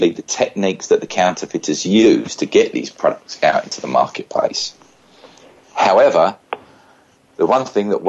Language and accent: English; United Kingdom; Being a British citizen